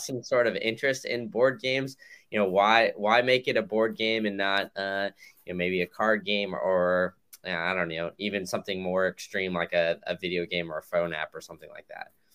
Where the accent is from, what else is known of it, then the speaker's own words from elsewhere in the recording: Austin, Texas, United States; I grew up in Austin